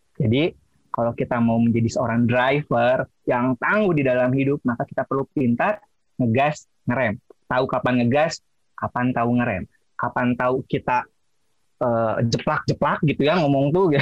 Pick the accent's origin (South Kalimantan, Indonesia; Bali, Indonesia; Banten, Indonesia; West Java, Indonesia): West Java, Indonesia; accent: Sundanese English; saya orang Sunda